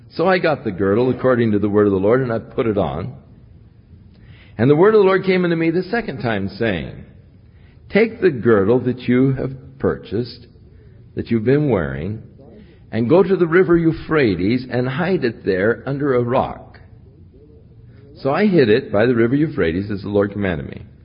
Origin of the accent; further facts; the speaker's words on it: United States; I was from the United States